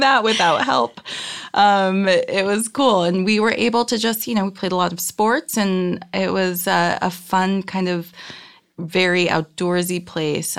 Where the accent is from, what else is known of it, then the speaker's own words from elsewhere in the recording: Reno, Nevada, United States; now in Los Angeles, United States; I grew up in Reno, Nevada